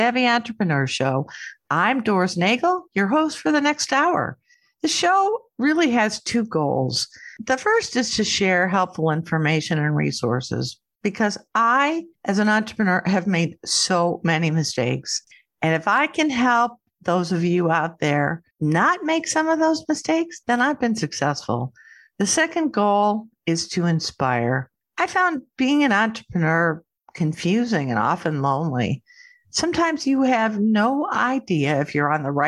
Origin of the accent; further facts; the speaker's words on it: Northwest Illinois, United States; moved away; I grew up in a small farming town too in Northwest Illinois